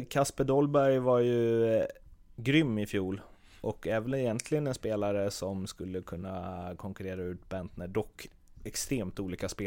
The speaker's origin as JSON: {"language": "Swedish", "region": "Skåne", "country": "Sweden", "said": "Jag är ju halvdansk från Skåne"}